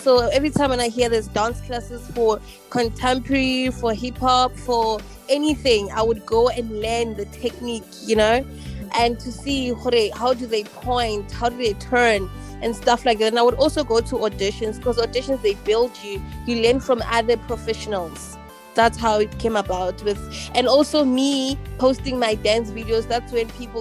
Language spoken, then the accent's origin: English; Sebokeng, Gauteng, South Africa; now in Johannesburg, South Africa; born and bred in the Vaal, Sebokeng, Zone 14